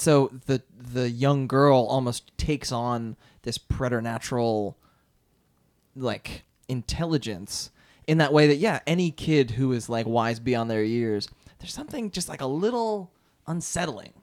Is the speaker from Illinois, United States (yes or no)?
no; outside of Philadelphia, Pennsylvania, United States; I went to public schools outside of Philadelphia.